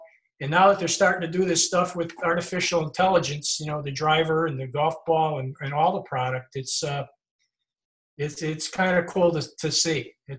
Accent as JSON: {"language": "English", "town": "Chicopee", "region": "Massachusetts", "country": "United States", "tie": "born or raised there", "said": "story about Chicopee and how the golf ball that saved the town, because Chicopee was, you know, like my hometown, where the industry was gone and it was kind of falling apart."}